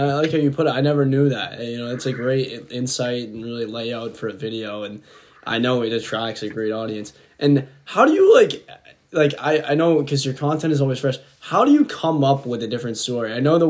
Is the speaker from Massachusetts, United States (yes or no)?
yes; Boston, Massachusetts, United States; I'm from Boston